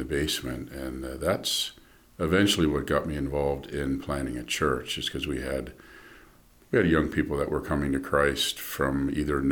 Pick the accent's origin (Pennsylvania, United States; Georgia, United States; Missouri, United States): Pennsylvania, United States; Lancaster County; I grew up in Lancaster County in a Mennonite farm family.